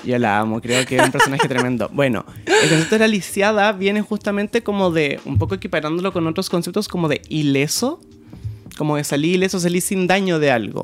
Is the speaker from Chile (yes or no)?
yes; Sixth Region, O'Higgins, Chile; Soy del campo, de la sexta región